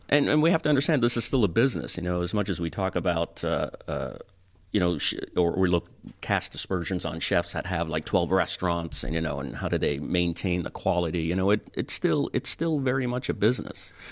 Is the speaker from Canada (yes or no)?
yes; Toronto, Ontario, Canada; moved away as an adult; I grew up in Toronto